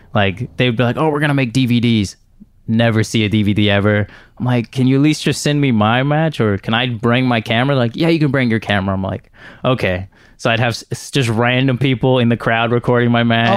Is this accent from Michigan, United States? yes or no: no; Houston, Texas, United States; I'm from Houston. I never really traveled anywhere